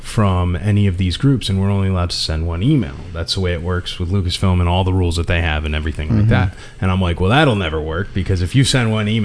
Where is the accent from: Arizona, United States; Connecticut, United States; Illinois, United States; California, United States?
Connecticut, United States; I'm from Connecticut